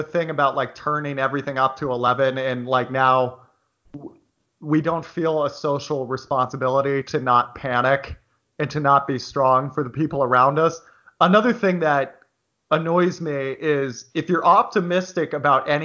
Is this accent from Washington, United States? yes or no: yes; Bothell, Washington, United States; I grew up in Bothell, Washington